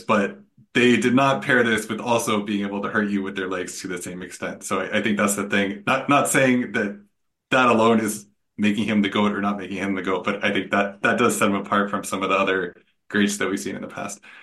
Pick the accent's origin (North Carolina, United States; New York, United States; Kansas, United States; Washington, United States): Washington, United States; Seattle; I'm I'm from Seattle and a Seahawks fan